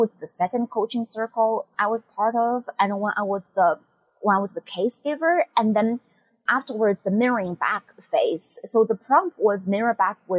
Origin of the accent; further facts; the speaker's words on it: China; now in United States; I'm from China